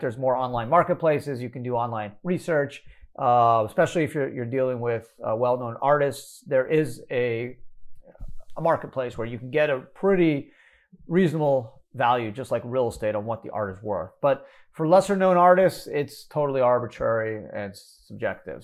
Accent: Montreal, Quebec, Canada; fellow Canadian. Uh, I'm from Montreal

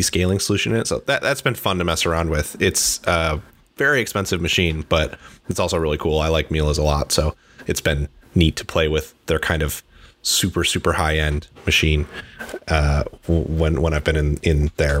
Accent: Midwest, United States; now in Seattle, United States; I am from the Midwest

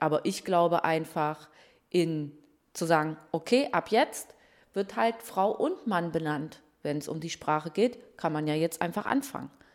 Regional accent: Waldheim, Saxony, Germany; Ich bin Journalistin, äh, geboren in Waldheim in Sachsen.

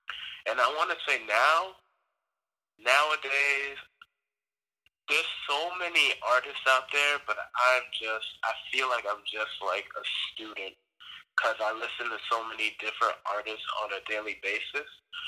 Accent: Elmont, New York, United States; also born or lived in West Africa / Richmond Hill, Queens, New York; in Queens for a couple of years, Richmond Hill, and then we moved to Elmont. And I spent most of my childhood and young adult years in Elmont.

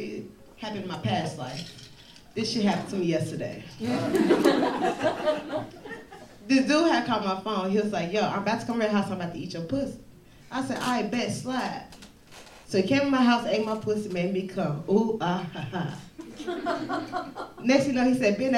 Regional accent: Chicago, Illinois, United States; I am from the West Side of Chicago

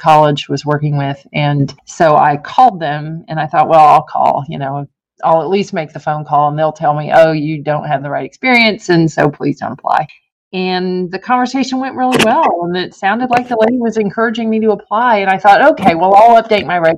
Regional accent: Merritt Island, Florida, United States; moved away as an adult; also born or lived in upstate New York; now in Chattanooga, United States; live in my hometown of Merritt Island, Florida forever

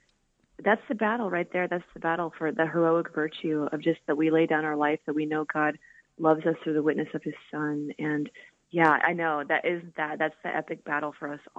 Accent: Washington, United States; moved away as an adult; also born or lived in Reno, Nevada / Seattle; I grew up in Washington State

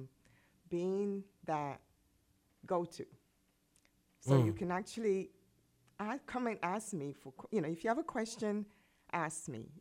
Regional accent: England, United Kingdom; born or raised there; also born or lived in Poughkeepsie, New York; now in United States

